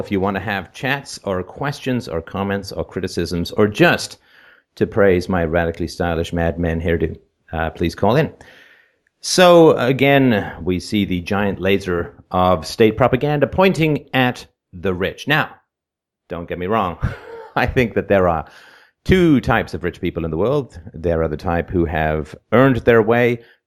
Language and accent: English; Canada; I'm from Canada